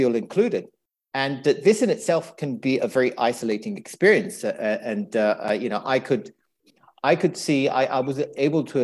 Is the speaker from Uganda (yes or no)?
no; Italy; now in London, United Kingdom; I live in London. Originally, I'm from Italy. My ethnic background is from Eritrea.